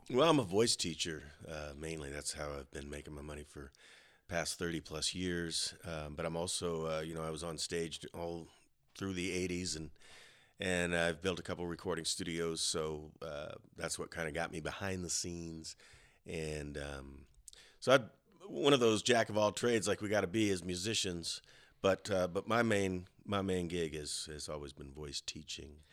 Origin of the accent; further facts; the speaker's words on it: Colorado, United States; I grew up in Colorado